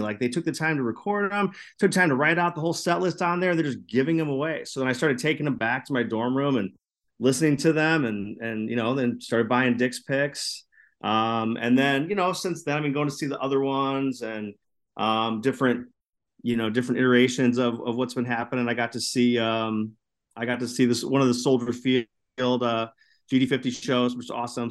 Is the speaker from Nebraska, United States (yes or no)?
no; Chicago, Illinois, United States; I grew up in the Chicago area